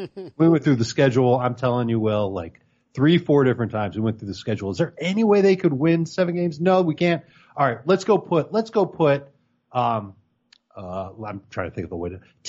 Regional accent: Chicago, Illinois, United States; I grew up in Chicago

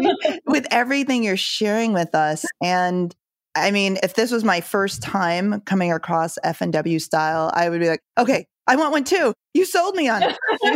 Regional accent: Jamaica; born there; I was born in Jamaica. My parents immigrated here.

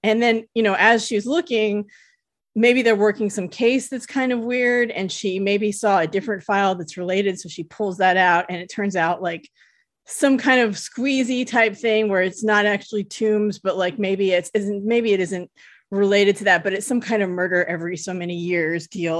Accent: California, United States; I'm from California. We say hella

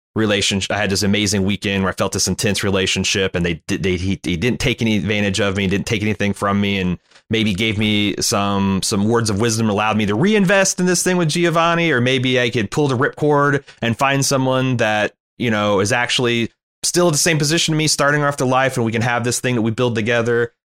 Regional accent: United States; as an American

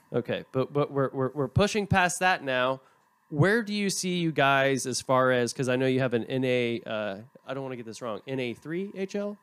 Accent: Tulsa, Oklahoma, United States; now in Shreveport, United States; I'm from Tulsa originally

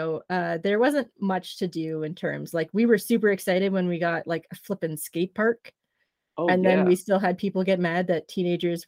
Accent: Trenton, Ontario, Canada; I grew up in the middle of redneck country, Trenton, Ontario

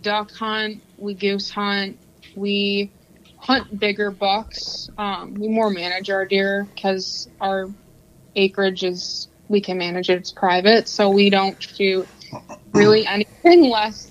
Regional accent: Metamora, Michigan, United States; also born or lived in Oxford, Michigan; now in Lapeer, United States; primarily I grew up in Metamora.

